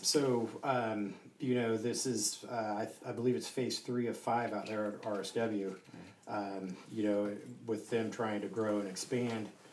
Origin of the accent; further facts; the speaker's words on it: Southern California, United States; moved away; also born or lived in Ohio; I grew up in uh, Southern California so I was born in Ohio, then moved out to Southern California when you know I was a little boy